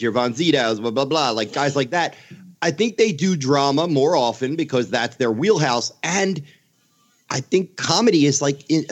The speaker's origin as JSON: {"language": "English", "town": "Philadelphia", "region": "Pennsylvania", "country": "United States", "said": "I'm from Philadelphia"}